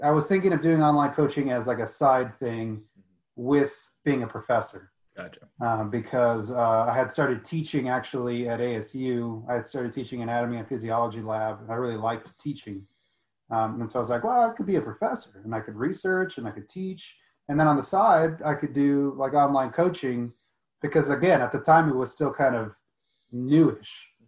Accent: United States; I grew up in the United States, but I have a lot of culture in Mexico

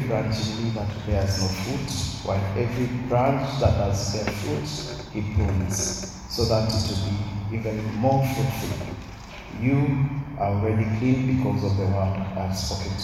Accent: Mombasa, Mombasa County, Kenya; I was brought up in Mombasa, Ambapo town.

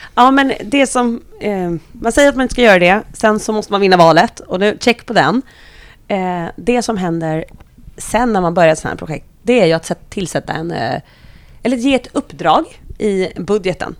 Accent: Solna, Stockholm County, Sweden; är född och uppvuxen i Solna

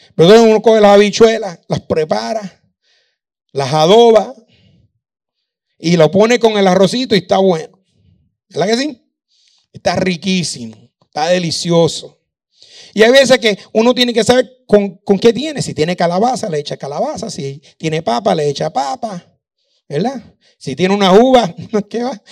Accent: Puerto Rico; moved away as an adult; also born or lived in Virginia, United States; now in Dominican Republic; Me, fui de Puerto Rico eh, y terminé en Virginia.

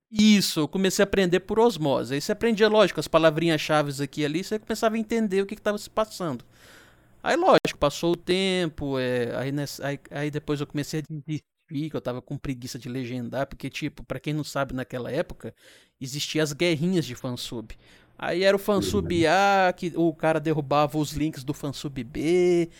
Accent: Minas Gerais, Brazil; eu sou de Minas

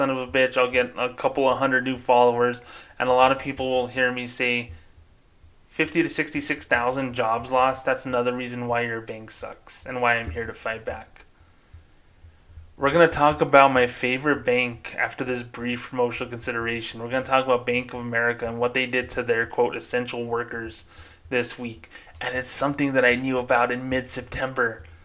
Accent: Las Cruces, New Mexico, United States; My hometown of Las Cruces, New Mexico.

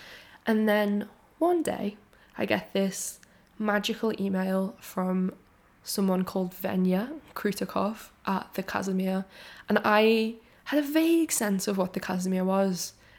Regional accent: Liverpool, North West England, United Kingdom; also born or lived in London; I am from and based in Liverpool, even though my accent is like slightly softened because I went to London to study in uni and then I quickly came back.

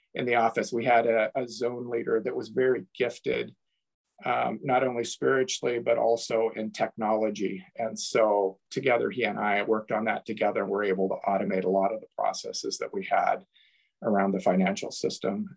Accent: Toledo, United States; moved away as an adult; also born or lived in Portland, Oregon; growing up in Toledo

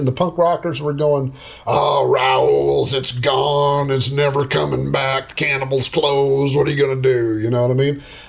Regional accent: Oklahoma, United States; now in Texas, United States; I'm from Oklahoma. This happens all the time. I'm from Oklahoma. So I call them tornadoes.

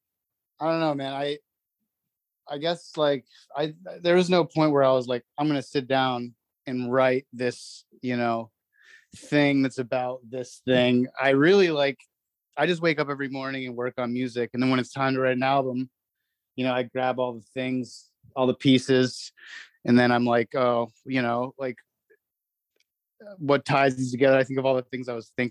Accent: Manhattan, New York, United States; born there; also born or lived in New Jersey; I was born in Manhattan, and then I lived in New Jersey for the first few years of my life, and then I actually grew up overseas mostly

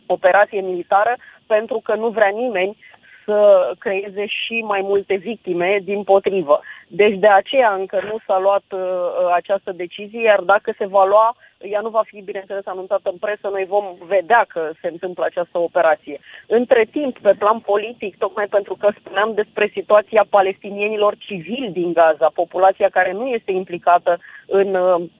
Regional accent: Romania; sunt din România

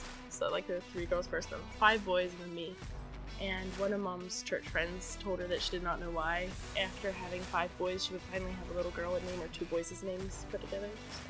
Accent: Maryland, Washington, United States; moved away as an adult; also born or lived in Pennsylvania, United States; So, I grew up Eastern Mennonite. Well, technically our family was Washington County Mennonite until I was nine, and then we moved from Maryland to Washington State.

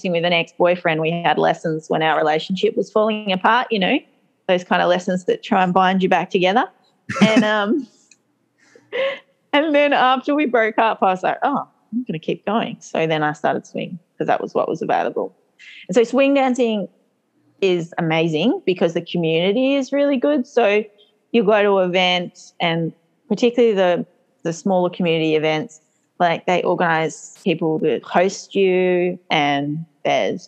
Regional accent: Australia; I'm Australian

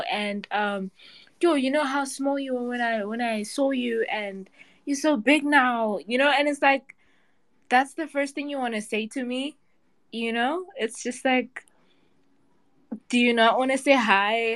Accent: South Africa; I'm from South Africa

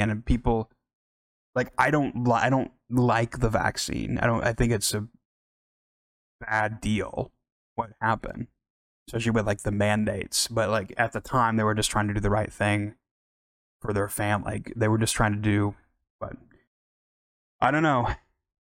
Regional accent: Oklahoma, United States; I'm from Oklahoma

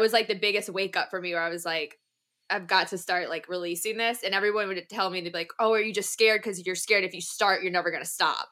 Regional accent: New Orleans, Louisiana, United States; I am from New Orleans

